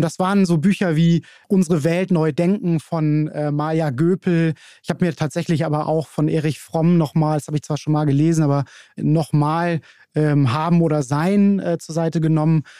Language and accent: German; Hamburg, Germany; aus Hamburg, bin hier ganz um die Ecke groß geworden